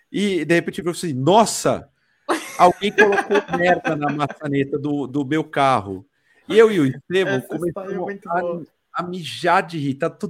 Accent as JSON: {"language": "Portuguese", "country": "Brazil", "said": "Eu sou do mundo, eu sou do Brasil, eu sou do desalmado."}